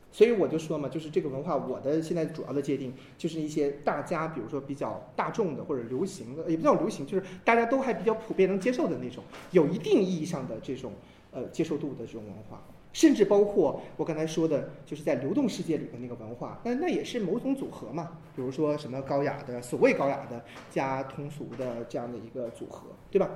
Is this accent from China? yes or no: yes; China; 我们中国人最大的特点就是我们没有真正意义上的神